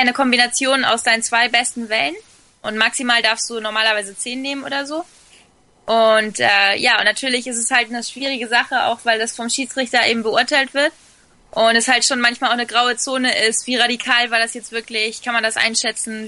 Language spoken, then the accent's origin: German; Fuerteventura, Canary Islands, Spain; also born or lived in Sylt, Germany; ich bin auf Sylt geboren, wobei meine Eltern mich schon mit nach Fuerteventura quasi entführt haben, wo ich zwei Wochen alt war. Und ich bin dann auch da zur Schule gegangen. Also ich bin, äh, schon in Spanien eher dann aufgewachsen